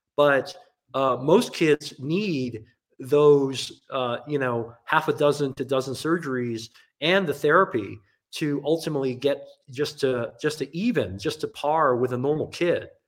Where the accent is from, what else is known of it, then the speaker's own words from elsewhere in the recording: Hong Kong; now in United States; I grew up in Asia in Hong Kong